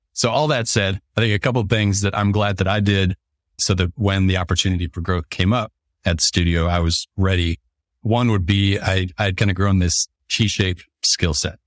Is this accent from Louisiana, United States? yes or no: no; Detroit, Michigan, United States; moved away as an adult; now in Indianapolis, United States; I'm from the Detroit area originally, a s, small suburb outside of Detroit.